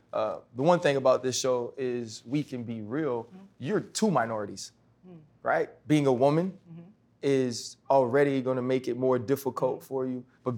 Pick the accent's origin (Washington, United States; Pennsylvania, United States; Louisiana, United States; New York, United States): Louisiana, United States; New Orleans; I was born and raised in New Orleans.